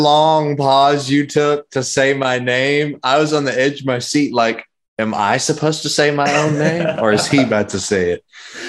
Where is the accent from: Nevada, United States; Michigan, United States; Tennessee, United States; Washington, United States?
Tennessee, United States; Memphis; You could say I'm from Memphis, Tennessee. I tell everyone I'm from Memphis, Tennessee, but my dad was in the Navy for 30 years. So I am a Navy brat. We moved quite a bit, but we stayed in Memphis the longest.